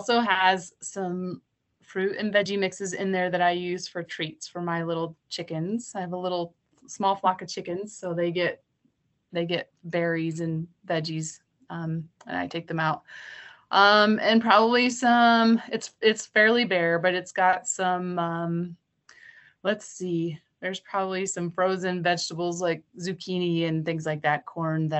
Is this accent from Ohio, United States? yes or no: yes; Southern Ohio, United States; moved away as an adult; also born or lived in California; now in Montana, United States; I grew up born and raised in Southern Ohio